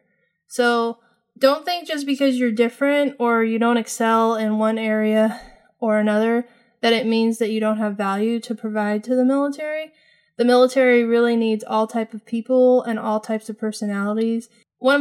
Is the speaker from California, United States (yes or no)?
yes; California, United States; moved away as an adult; also born or lived in New Mexico; I moved from California in my hometown, which I had never lived outside of, and moved to New Mexico